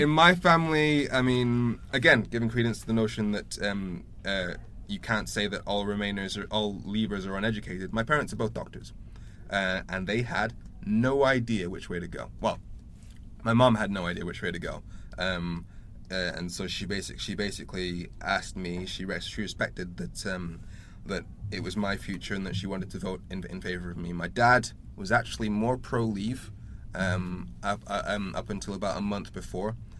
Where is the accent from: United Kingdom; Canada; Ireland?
United Kingdom; Darlington, North East England; now in Sheffield, United Kingdom; I was born in Darlington